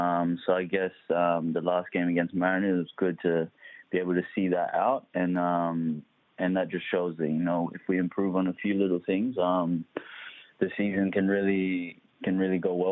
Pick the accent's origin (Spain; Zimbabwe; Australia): Australia; Adelaide, South Australia; moved away as an adult; also born or lived in Nairobi, Kenya / Melbourne / Sydney / Greece; now in Perth, Australia; we moved to Adelaide, actually. I grew up in Adelaide, so I spent probably up until I was about 18 there.